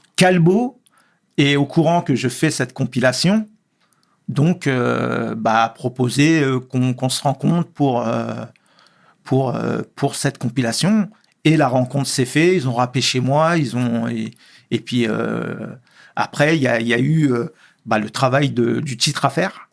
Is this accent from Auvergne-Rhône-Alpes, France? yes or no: no; Sarcelles, Île-de-France, France; je suis né à Sarcelles. Euh, le quartier, euh, le quartier où je suis né aussi a été très important